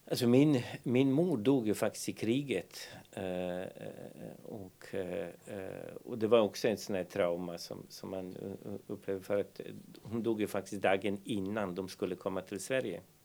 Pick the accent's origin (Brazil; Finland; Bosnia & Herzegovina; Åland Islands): Bosnia & Herzegovina; Banja Luka, Republika Srpska; Swedish is a second language; moved away as an adult; now in Härnösand, Sweden; vi växte upp, jag brukar säga liksom i Banja Luka